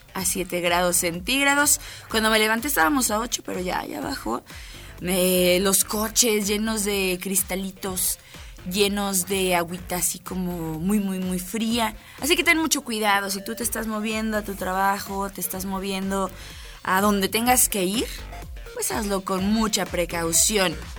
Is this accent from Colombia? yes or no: no; Mexico; parte de los mexicanos